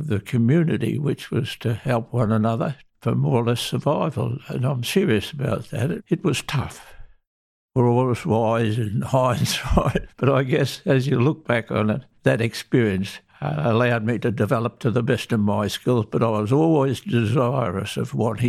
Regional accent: Essendon, Victoria, Australia; My mother, both my mother and father, lived within the precinct of Essendon and Moonee Ponds and in this district. I was born here.

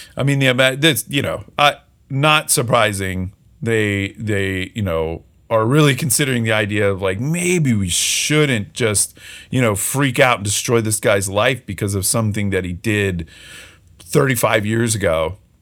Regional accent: just outside of Philadelphia, Pennsylvania, United States; I grew up just outside of Philly

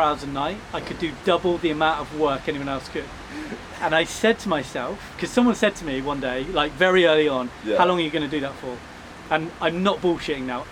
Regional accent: Chippenham, South West England, United Kingdom; born or raised there; also born or lived in Bath

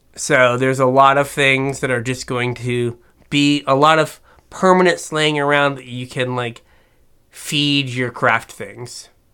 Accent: West Virginia, United States; I'm from West Virginia

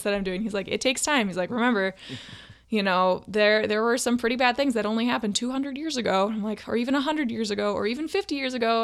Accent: Duluth, Minnesota, United States; now in Saint Paul, United States; I grew up in Duluth, Minnesota

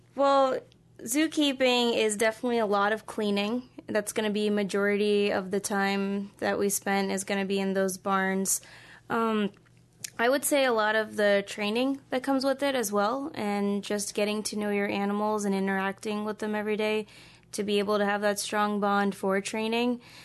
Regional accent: East Coast, United States; moved away as an adult; also born or lived in Philadelphia / Kansas; now in Des Moines, United States; I was more or less born and raised in the East Coast

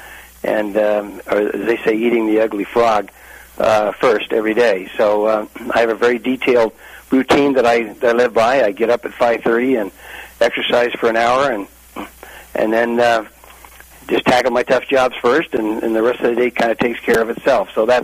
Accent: Imperial Valley, Southern California, United States; I grew up in Southern California down the Imperial Valley

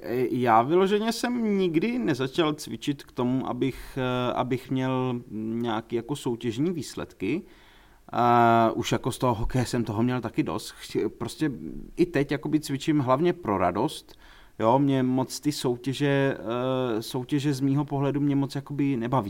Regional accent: Prague, Czechia; jako Pražák

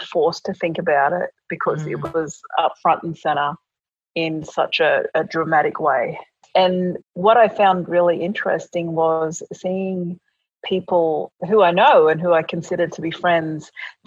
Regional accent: Brisbane, Queensland, Australia; I was born in Brisbane, but my parents are of Papua New Guinea background.

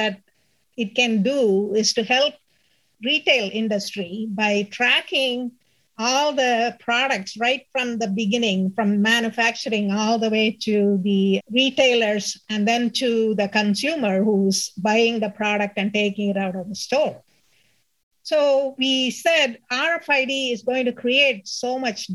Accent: India; first language Tamil; English is a second language; moved away as an adult; my alumni association, trying to make it better for our engineering college back in India

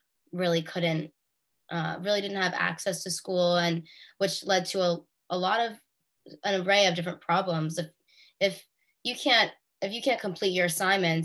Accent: Bergen County, New Jersey, United States; we're both from Bergen County, New Jersey.

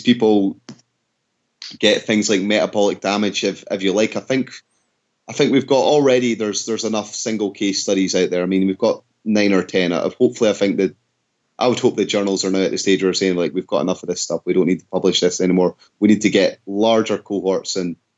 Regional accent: Scotland, United Kingdom; I'm Scottish

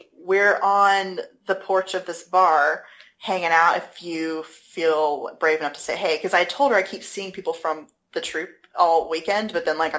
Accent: United States; I'm American

